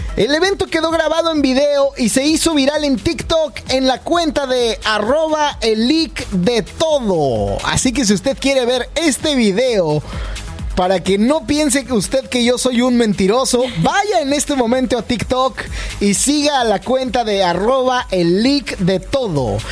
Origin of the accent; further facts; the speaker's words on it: Mexico; now in Canada; yo soy mexicano